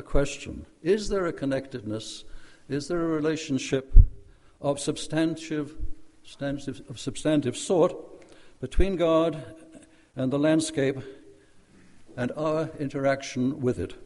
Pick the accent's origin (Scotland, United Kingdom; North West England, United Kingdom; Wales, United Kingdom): Wales, United Kingdom; also born or lived in Norway; I was taken from Wales, my birthplace, to Norway for a summer holiday with my Norwegian relatives. This summer holiday turned into a 6-year stay in Nazi-occupied Norway